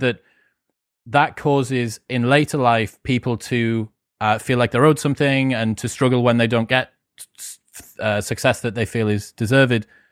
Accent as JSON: {"language": "English", "country": "United Kingdom"}